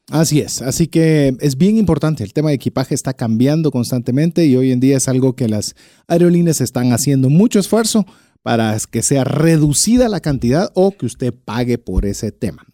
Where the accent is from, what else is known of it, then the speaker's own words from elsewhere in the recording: Guatemala; como buen latino, buen guatemalteco, buen chapín